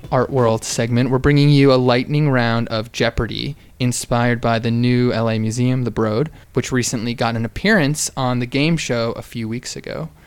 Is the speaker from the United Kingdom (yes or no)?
yes; United Kingdom; It's all right. I'm British